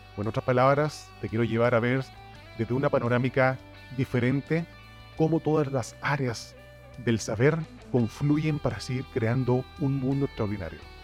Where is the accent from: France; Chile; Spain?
Chile; now in Mexico; Soy originario de Chile, pero estoy viviendo ya hace unos años en la bella nación mexicana